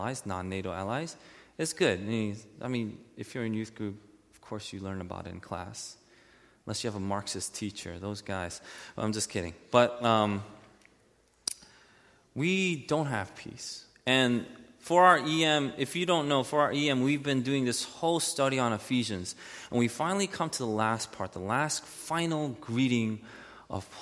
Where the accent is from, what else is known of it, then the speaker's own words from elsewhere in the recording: United States; as an American citizen